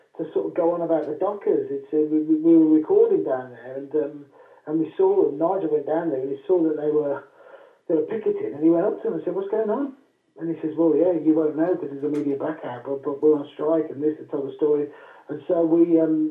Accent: West Midlands, United Kingdom; I was from the West Midlands

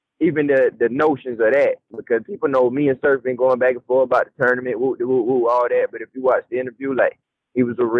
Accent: the South, United States; accent: southern country

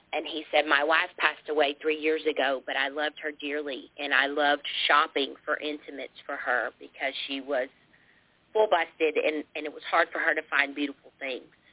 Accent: United States; we're from America

